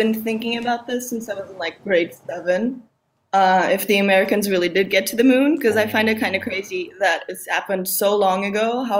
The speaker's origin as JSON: {"language": "English", "country": "Portugal", "said": "I'm from Portugal."}